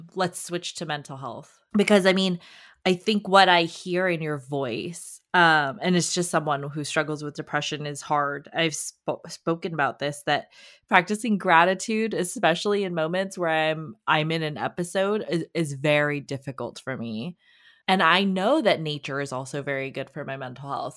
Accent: Los Angeles, California, United States; I grew up in Los Angeles

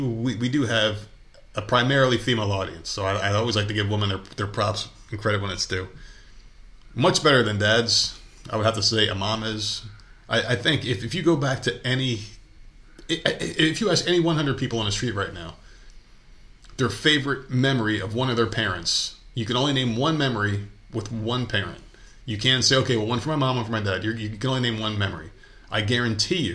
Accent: New Jersey, United States; moved away; I'm from New Jersey

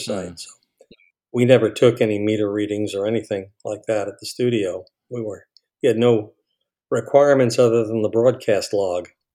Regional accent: New York City, New York, United States; moved away as an adult; also born or lived in Miami; my hometown was Far Rockaway.

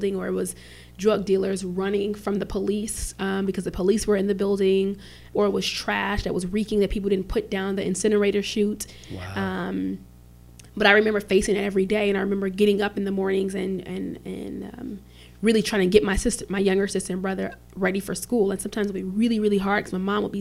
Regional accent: Chicago, Illinois, United States; I grew up in the Chicago Housing Projects, 45th and State

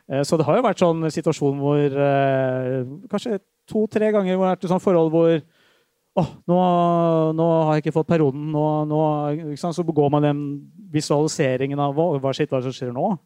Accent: Drøbak, Akershus, Norway; Jeg vokste opp i Drøbak

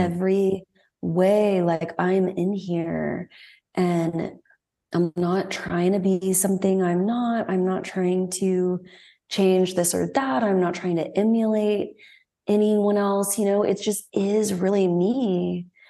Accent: Dallas, Texas, United States; moved away; growing up in Texas

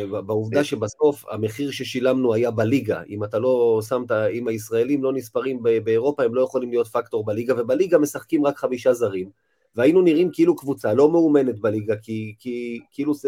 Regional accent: Rishon LeZion, Central District, Israel; אני יליד ראשון

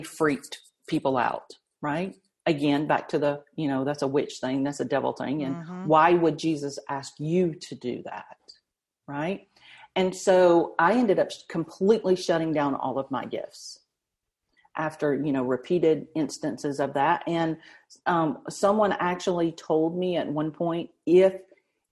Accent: the South, United States; I was raised Southern Baptist in the South.

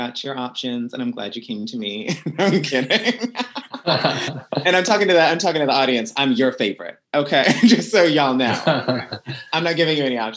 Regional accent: Woodbridge, Virginia, United States; moved away as an adult; now in Los Angeles, United States; I grew up in Woodbridge, Virginia. I left when I was 18

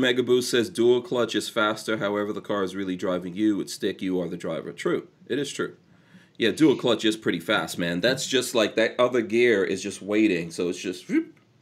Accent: New York, United States; I'm from New York

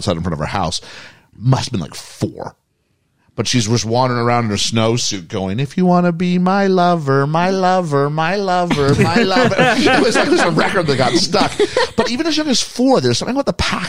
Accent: Canada

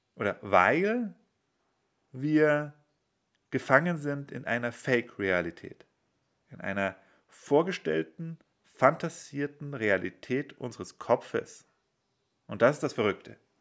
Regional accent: Bavaria, Germany; also ich bin in Bayern aufgewachsen

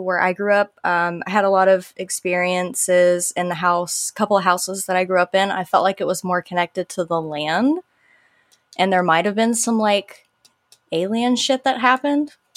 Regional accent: Live Oak, Florida, United States; accent: Southern twang; I grew up in little old Live Oak, Florida

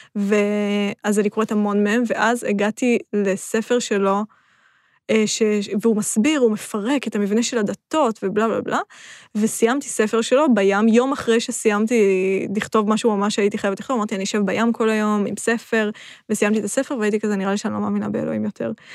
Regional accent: Rishon LeZion, Central District, Israel; moved away as an adult; now in Tel Aviv, Israel; עברתי מראשון

